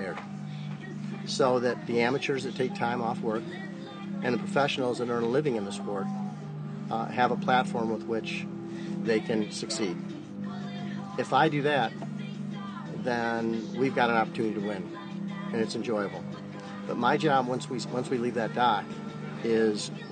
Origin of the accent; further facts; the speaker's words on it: Great Lakes, United States; I grew up in the Great Lakes